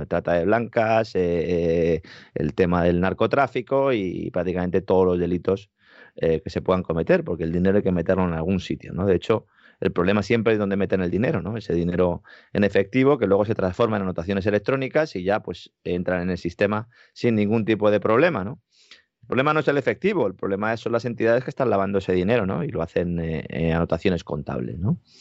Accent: Beas de Segura, Andalusia, Spain; mi pueblo, en Bear de Segura

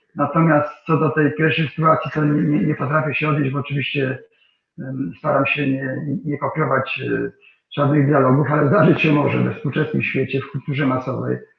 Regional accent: Kwidzyn, Pomeranian Voivodeship, Poland; moved away; mojego rodzinnego miasta

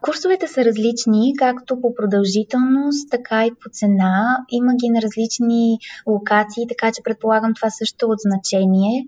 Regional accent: Sofia, Sofia City, Bulgaria; moved away as an adult; also born or lived in Australia; now in Plovdiv, Bulgaria; От София съм родом, в момента живея в Пловдив

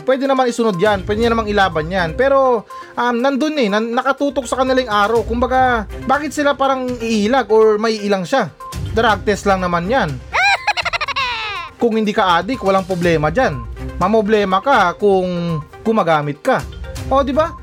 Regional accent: Zamboanga Peninsula, Philippines; tiga Sambuanga ko

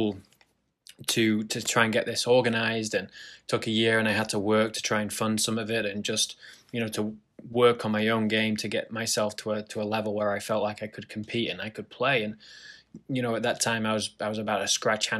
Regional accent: Lytham St Annes, North West England, United Kingdom; moved away; I grew up in a town called Lytham St. Anne's

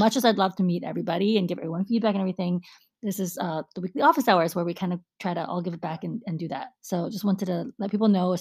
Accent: United States; I'm American too

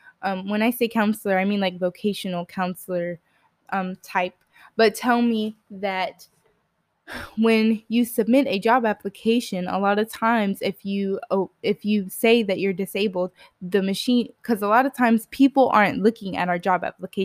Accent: Texas, United States; But I grew up in Central Texas, so I actually grew up around one of the best orthopedic hospitals to be around if you do have an orthopedic issue, which is Scott and White Hospital.

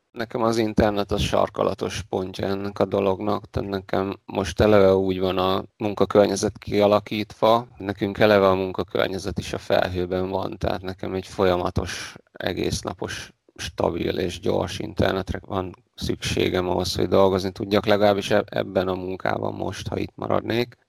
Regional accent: Debrecen, Hajdú-Bihar, Hungary; én a Debrecenben születtem az Alföldön

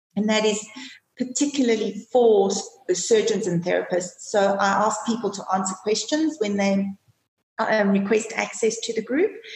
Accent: South Africa; also born or lived in Johannesburg, South Africa / London, United Kingdom; being South African

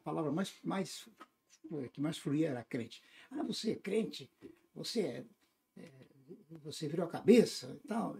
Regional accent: Paraná, Brazil; also born or lived in Tumiritinga, Minas Gerais (birthplace); eu sou de origem do estado do Paraná. Sou do Paraná. Então, claro, meus pais vieram de Minas quando estava iniciando o estado do Paraná, no noroeste do estado. E eu vim quase que nos panos, né? Vim bem novinho. novinho. E aí crescemos infância, adolescência

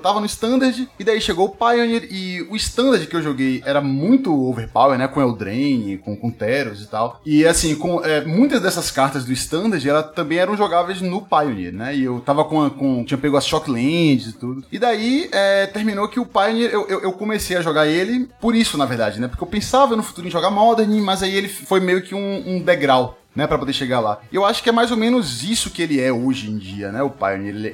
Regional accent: Salvador, Bahia, Brazil; moved away as an adult; now in São Paulo, Brazil; Lá, lá na minha terra, em Salvador.

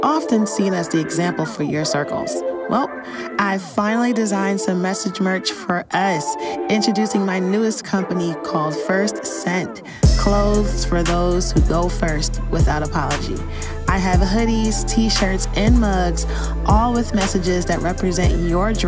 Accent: New York City, New York, United States; moved away as an adult; also born or lived in Chicago; I'm originally from New York and I moved to Chicago in 2017.

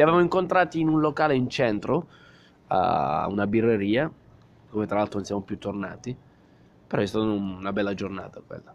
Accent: Southern Italy, Italy; moved away as an adult; al mio paese, al sud Italia

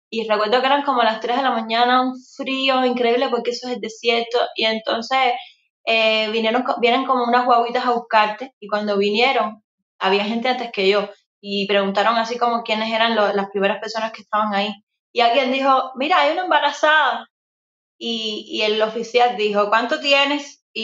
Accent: Cuba; moved away as an adult; now in Miami, United States; desde salí de Cuba

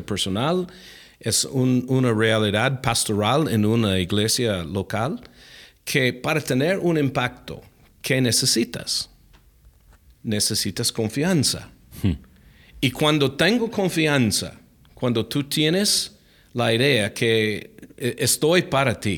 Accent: Alaska, United States; Spanish is a second language; Ah, bueno, crecí en los Estados Unidos, mi, mi, papá era militar, entonces cuando yo era niño movimos en casi todos los mm. dos años, eh, estuvimos moviendo, murando la casa. Ah, crecí en Alaska, por fin, mi, mi papá retiró allá en Alaska.

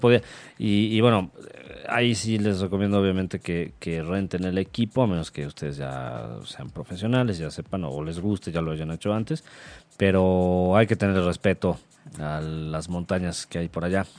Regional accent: Mexico; como mexicanos

